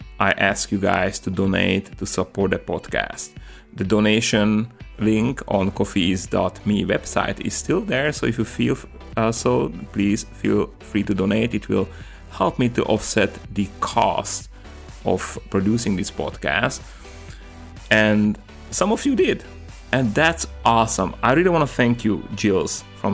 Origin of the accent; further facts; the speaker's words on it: Slovakia; English is a second language; now in California, United States; I'm coming from Slovakia